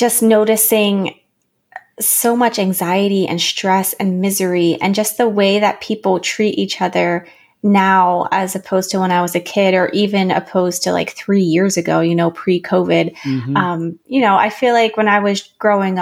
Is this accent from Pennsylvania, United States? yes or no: yes; central Pennsylvania, United States; moved away as an adult; also born or lived in Washington, District of Columbia, United States / Teton Valley, Idaho; I moved back here, and I became re-enchanted, fell in love with my hometown all over again.